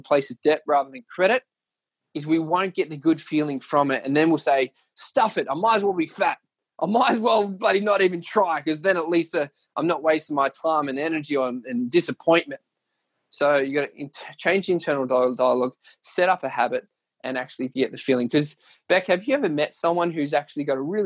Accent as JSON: {"language": "English", "town": "Leeton", "region": "New South Wales", "country": "Australia", "tie": "born or raised there", "moved": "yes", "said": "going back to where it all started, my hometown. We're going to Leeton"}